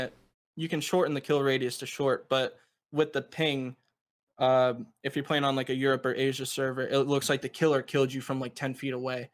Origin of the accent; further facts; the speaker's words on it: United States; I'm from the United States